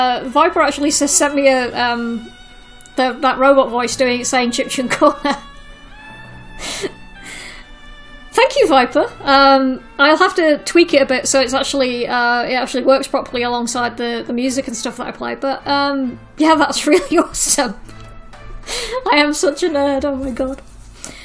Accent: United Kingdom; being British

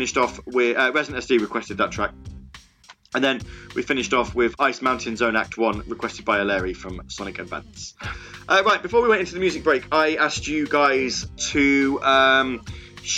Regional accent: Midlands, United Kingdom; If you're from the Midlands like me

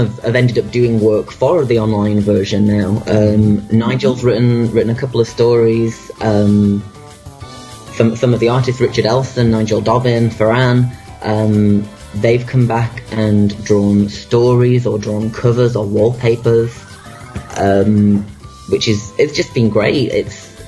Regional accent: Manchester, North West England, United Kingdom; my hometown of Manchester in the UK

